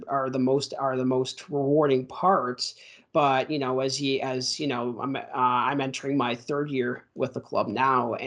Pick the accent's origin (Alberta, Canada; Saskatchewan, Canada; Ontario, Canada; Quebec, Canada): Ontario, Canada; Mississauga; my hometown of Mississauga